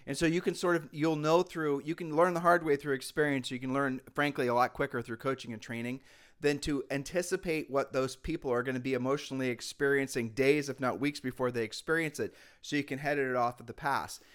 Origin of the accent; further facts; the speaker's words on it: Ohio, United States; moved away as an adult; now in Puerto Rico; we're from Ohio